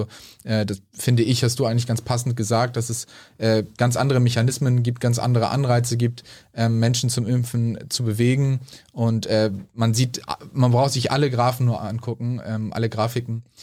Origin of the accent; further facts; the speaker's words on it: Schleswig-Holstein, Germany; Also ich komme aus Schleswig-Holstein, wir haben einen liberalen Gesundheitsminister